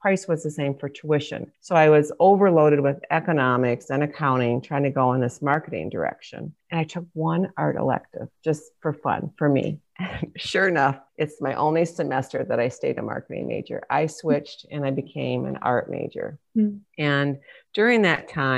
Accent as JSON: {"language": "English", "region": "Michigan", "country": "United States", "tie": "born or raised there", "moved": "as an adult", "said": "I ended up moving 1,000 miles from Michigan, my home state"}